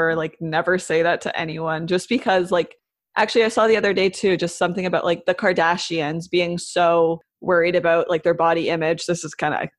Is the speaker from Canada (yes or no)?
yes; Canada; being like a Canadian, like living in this country